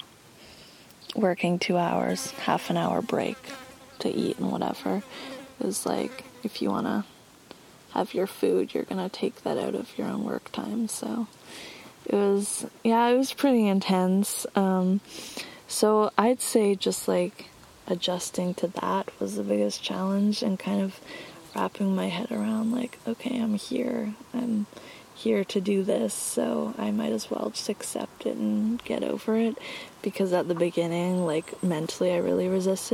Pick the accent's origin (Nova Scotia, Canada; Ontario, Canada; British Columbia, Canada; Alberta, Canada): British Columbia, Canada; Cortes Island; growing up on Cortes